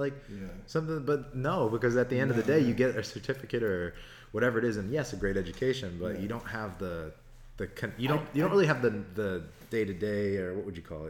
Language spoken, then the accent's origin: English; Pittsburgh, Pennsylvania, United States; I grew up in Pittsburgh, and I grew up around a lot of coaches for the Steelers.